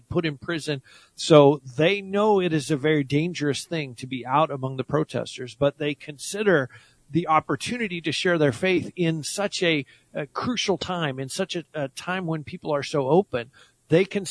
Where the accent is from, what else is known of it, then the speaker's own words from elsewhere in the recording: United States; I was born in the United States